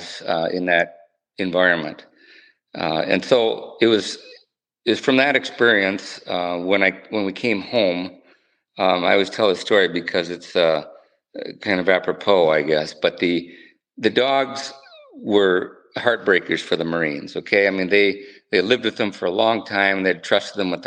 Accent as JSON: {"language": "English", "town": "Northfield", "region": "Minnesota", "country": "United States", "tie": "born or raised there", "also_born_or_lived": "Southwest Wyoming / Southern Pines, North Carolina", "moved": "as an adult", "said": "I grew up in Northfield, Minnesota, went to school there"}